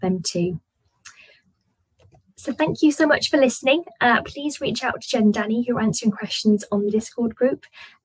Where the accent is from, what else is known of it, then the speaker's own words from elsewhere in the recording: Newcastle upon Tyne, North East England, United Kingdom; I'm from the northeast. I'm from Newcastle